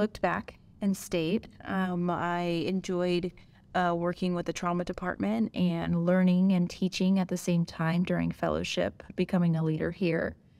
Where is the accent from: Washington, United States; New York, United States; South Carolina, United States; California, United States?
California, United States; Los Angeles; also born or lived in Chicago; I was born and raised in Southern California. I'm from L A originally